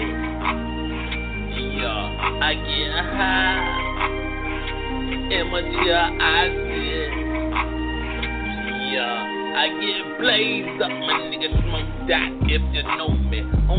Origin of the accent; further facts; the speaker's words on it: Florida, United States; Death Row, my nigga, I'm from Palm Beach County, nigga.